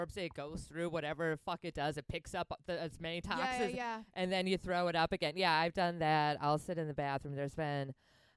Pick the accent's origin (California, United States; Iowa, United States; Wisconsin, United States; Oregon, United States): Wisconsin, United States; I'm from Wisconsin